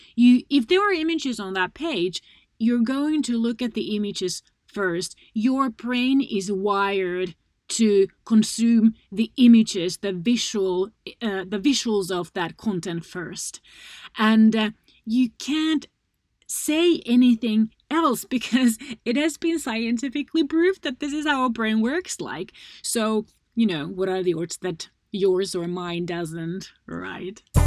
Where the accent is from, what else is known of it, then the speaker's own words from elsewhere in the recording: Finland; my home country, Finland